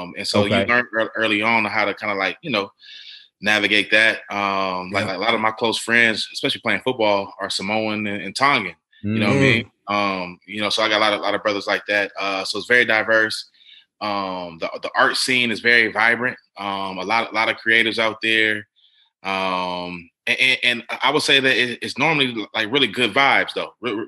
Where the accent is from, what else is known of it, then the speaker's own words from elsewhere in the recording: California, United States; Man, growing up in the Bay, man, is unique because it's so diverse.